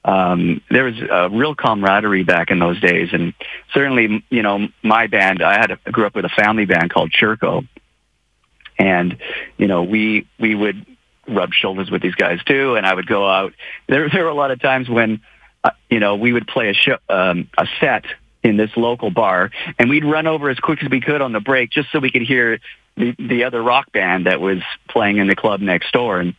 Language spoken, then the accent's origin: English; Moose Jaw, Saskatchewan, Canada; moved away as an adult; now in United States; I'm just from Moose Jaw. You know, I'm just this kid that played hockey in, you know, in Moose Jaw and had a musical family.